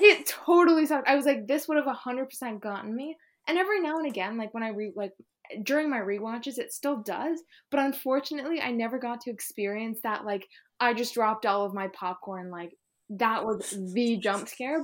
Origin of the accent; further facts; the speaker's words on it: Ontario, Canada; I'm from Ontario in Canada